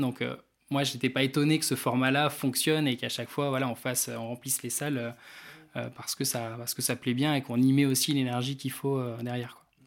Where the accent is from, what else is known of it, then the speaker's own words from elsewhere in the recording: Réunion; moved away as an adult; now in Rennes, France; je venais de la Réunion à la base